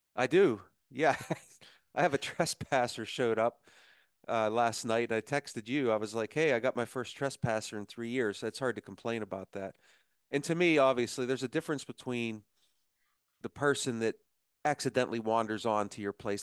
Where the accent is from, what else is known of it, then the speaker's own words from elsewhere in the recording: Punxsutawney, Pennsylvania, United States; I was born in Punxsutawney